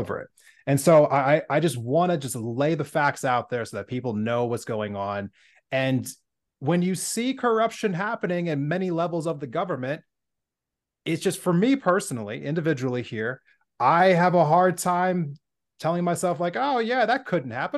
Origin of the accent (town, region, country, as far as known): United States